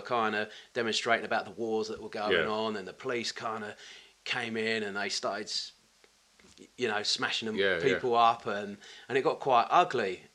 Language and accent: English; Tilbury, East of England, United Kingdom; also born or lived in Orsett / Grays / United States; I was born in Alsett, Alsett Hospital, but kind of grew up in Tilbury, which is kind of a docker's